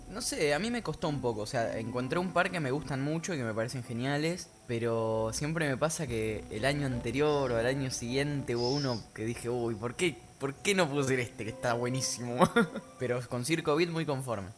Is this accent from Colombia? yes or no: no; Argentina